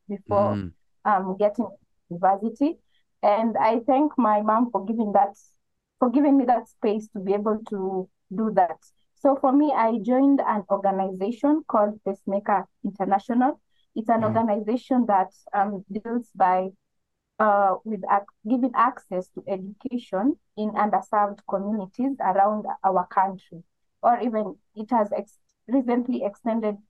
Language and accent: English; eastern Kenya, Kenya; now in Nairobi, Kenya; I come from Kenya. I'm from the eastern part of Kenya, but I currently reside in Nairobi